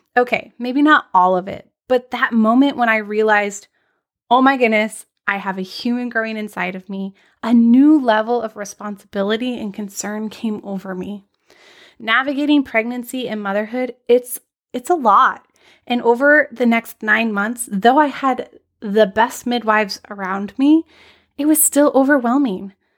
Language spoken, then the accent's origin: English; Anchorage, Alaska, United States; I'm tuning in from Anchorage, Alaska. I had the extreme privilege of growing up in one of the most wild and beautiful places in the world.